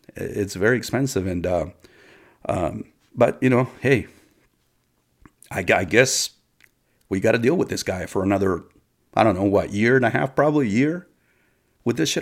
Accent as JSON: {"language": "English", "country": "United States", "said": "us as American citizens of this country"}